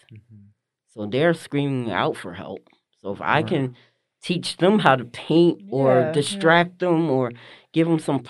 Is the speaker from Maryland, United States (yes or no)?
no; Livingston, New Jersey, United States; Well, I'm originally from Jersey, New Jersey. I was born and raised. Originally was born in Livingston, New Jersey. My family is from East Orange area, North area, Orange, that Northern Jersey area.